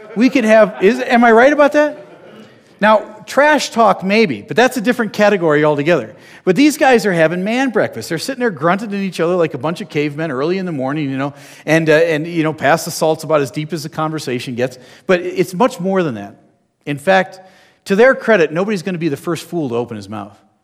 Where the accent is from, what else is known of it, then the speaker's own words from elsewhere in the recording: New Jersey, United States; I'm from New Jersey